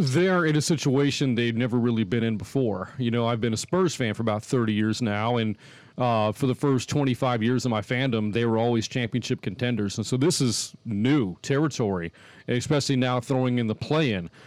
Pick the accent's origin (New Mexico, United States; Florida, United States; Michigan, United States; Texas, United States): Texas, United States; Boerne; I grew up in Bernie, which is just, uh, just west of San Antonio